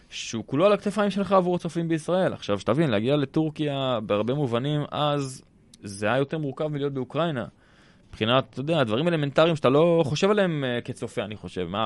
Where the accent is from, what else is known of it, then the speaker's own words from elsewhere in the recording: Jerusalem, Jerusalem District, Israel; גדלתי בבית דתי. בירושלים